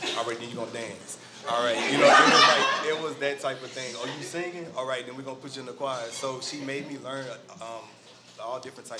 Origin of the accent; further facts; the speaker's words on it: Houston, Texas, United States; also born or lived in Opelousas, Louisiana; my family came from a small town called Opelousas, Louisiana, and then I grew up in Houston.